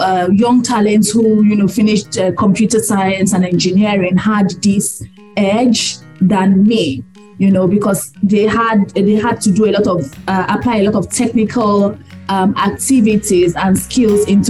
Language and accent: English; Nigeria; I'm proudly Nigerian